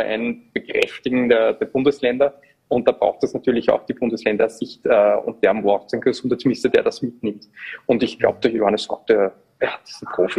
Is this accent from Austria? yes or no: yes; Upper Austria, Austria; als Oberösterreicher, ich bin ja auch vom Land